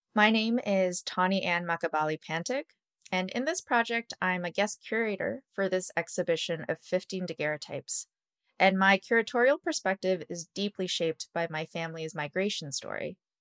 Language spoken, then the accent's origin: English; Toronto, Ontario, Canada; I was born and raised in Scarborough